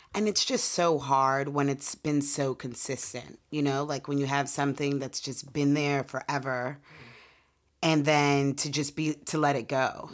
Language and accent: English; Portland, Oregon, United States; We're from Portland, Oregon